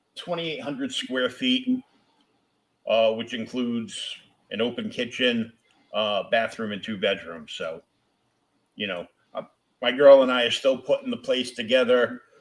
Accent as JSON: {"language": "English", "town": "Boston", "region": "Massachusetts", "country": "United States", "said": "I'm from Boston"}